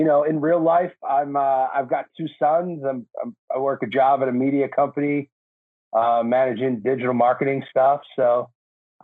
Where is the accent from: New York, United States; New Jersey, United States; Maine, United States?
New Jersey, United States; moved away as an adult; now in California, United States; I was born and raised in Jersey. Like you said, I moved out to California in 07